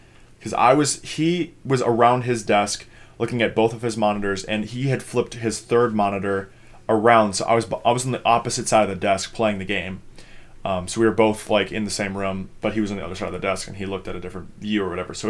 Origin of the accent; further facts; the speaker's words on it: Minnesota, United States; I'm from Minnesota.